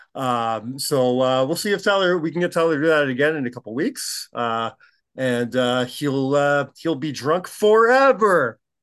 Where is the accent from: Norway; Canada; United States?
Canada